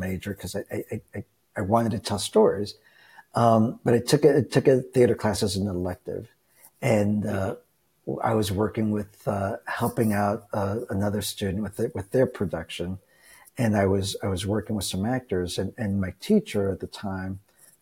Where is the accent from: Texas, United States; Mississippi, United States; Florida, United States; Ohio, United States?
Texas, United States; I grew up in Texas